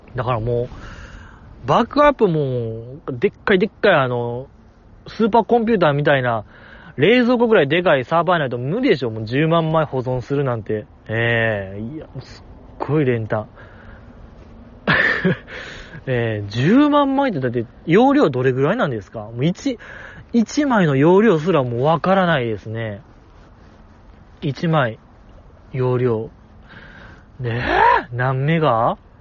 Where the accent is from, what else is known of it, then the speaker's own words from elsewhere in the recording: Kansai, Japan; 関西人として